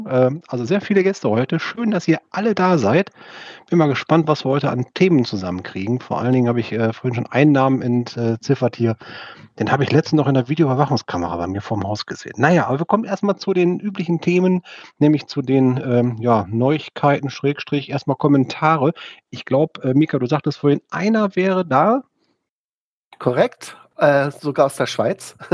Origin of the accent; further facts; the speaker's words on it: Berlin, Germany; ja, ich weiß, als Berliner weiß man ja nicht, wie Busse aussehen, da fahren ja nur Trams, ne?